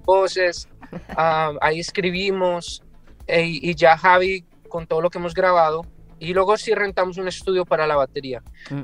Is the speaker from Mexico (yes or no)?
no; Colombia; also born or lived in California; now in Seattle, United States; yo soy de Colombia